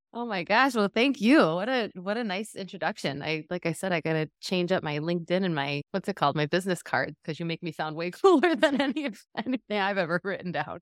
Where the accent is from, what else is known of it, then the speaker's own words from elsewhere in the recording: Western New York, United States; I'm from Western New York, and yeah, and had a pretty lovely childhood. I, you know, grew up in a, a relatively small town